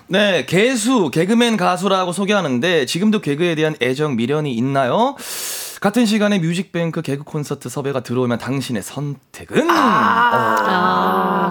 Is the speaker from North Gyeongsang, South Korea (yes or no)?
yes; Andong, North Gyeongsang, South Korea; moved away; 고향이 경북 안동이고